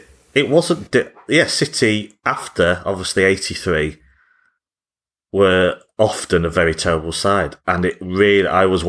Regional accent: Whitefield, North West England, United Kingdom; I grew up in Whitefield.

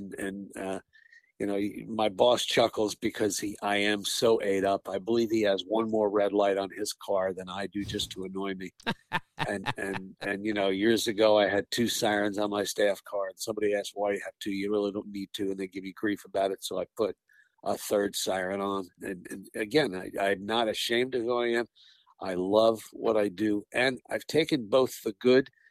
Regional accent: Manhasset, New York, United States; growing up in Long Island in the Manhasset Lakeville Fire District in Nassau County

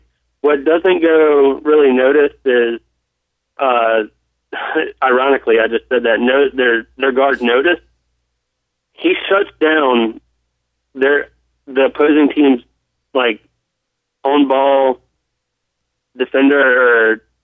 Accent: Charlotte, North Carolina, United States; now in South Carolina, United States; we're right on the line growing up in Charlotte.

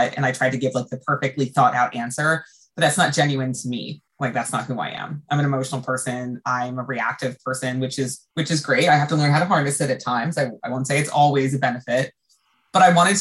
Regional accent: United States; as an American

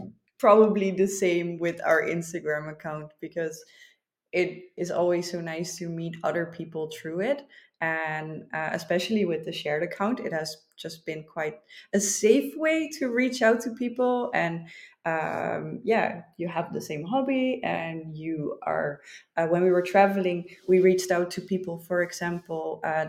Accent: Netherlands; also born or lived in Malmö, Sweden; now in Sweden; I am raised in the Netherlands.

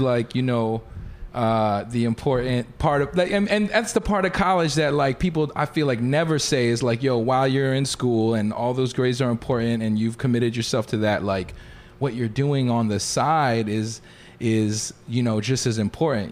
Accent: Philadelphia, Pennsylvania, United States; also born or lived in Pittsburgh; I went to Pittsburgh, so I was from Philly.

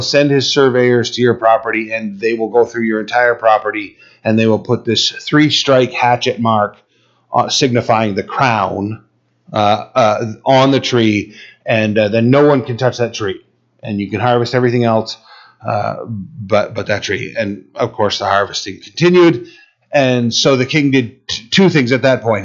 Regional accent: United States; we're American rebels

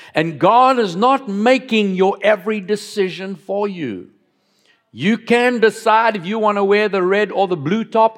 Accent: Cape Town, Western Cape, South Africa; moved away as an adult; also born or lived in Johannesburg; I grew up down in Cape Town

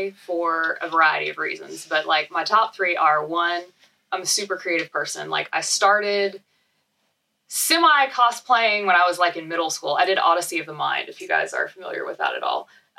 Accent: Arizona, United States; I'm from Arizona.

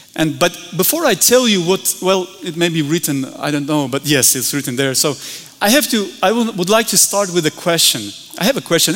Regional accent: Georgia; we're from the Republic of Georgia, far, far away, small country

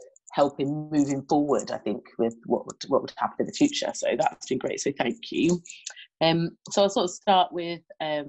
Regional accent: Hampshire, South East England, United Kingdom; I'm from Hampshire in the UK, so like the southeast part.

